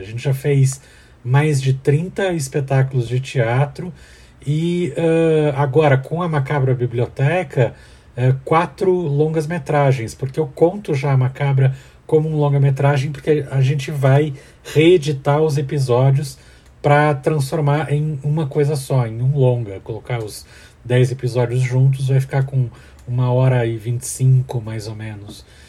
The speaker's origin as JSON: {"language": "Portuguese", "town": "Curitiba", "region": "Paraná", "country": "Brazil", "tie": "born or raised there", "said": "eu sou baseado na minha cidade natal, de Curitiba, Paraná"}